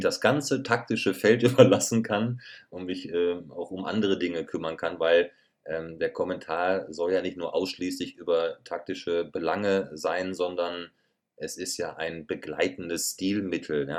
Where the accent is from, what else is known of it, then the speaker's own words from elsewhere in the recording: Schloß Holte-Stukenbrock, North Rhine-Westphalia, Germany; moved away as an adult; now in Munich, Germany; ich weiß ganz genau, wo meine Heimat ist. Und meine Heimat ja. wird immer meine Heimat bleiben. Und das ist Ostwestfalen-Lippe.